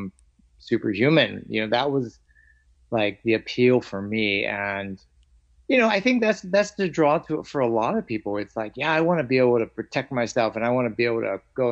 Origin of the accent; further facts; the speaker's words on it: Gardena, California, United States; also born or lived in Long Beach, California / Torrance, California / Australia; I actually spent most of my life growing up in Gardena and Torrance